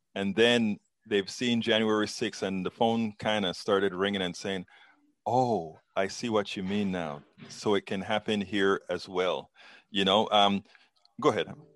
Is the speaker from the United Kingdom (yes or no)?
no; Panama; now in United States; both of us are immigrants. I'm from Panama